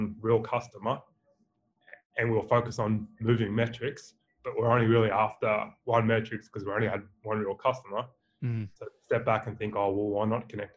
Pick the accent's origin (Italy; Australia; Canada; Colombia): Australia; accent: Australian; my beautiful Australian accent